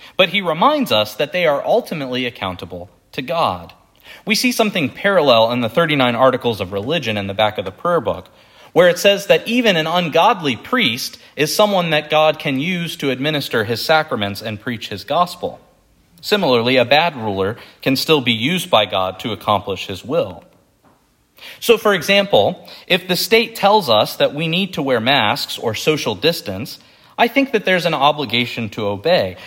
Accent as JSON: {"language": "English", "country": "United States", "said": "as American Christians"}